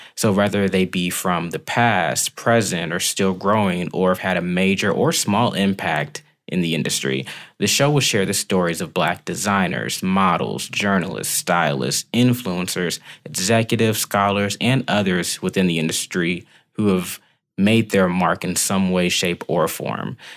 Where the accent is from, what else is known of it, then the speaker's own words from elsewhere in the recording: Decatur, Georgia, United States; I'm from Decatur, Georgia, right outside of Atlanta.